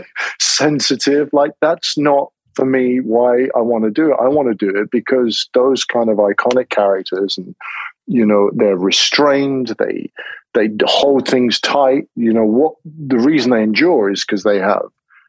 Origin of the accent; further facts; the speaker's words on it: England, United Kingdom; I'm English